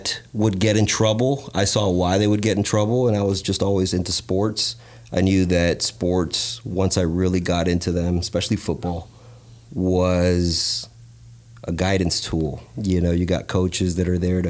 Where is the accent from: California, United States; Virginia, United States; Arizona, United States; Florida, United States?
Florida, United States; Kissimmee; also born or lived in North Carolina; now in Miami, United States; I grew up in Kissimmee, Central Florida